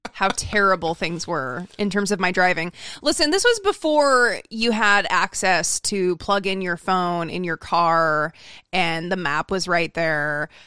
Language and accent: English; Idaho, United States; I remember when I moved to Southern California from Idaho, and I got lost on the freeway